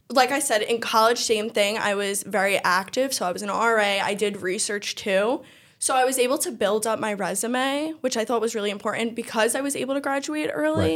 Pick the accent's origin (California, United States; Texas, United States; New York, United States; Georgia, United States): New York, United States; New York City; I always lived on Staten Island. Um, I'm from Eltingville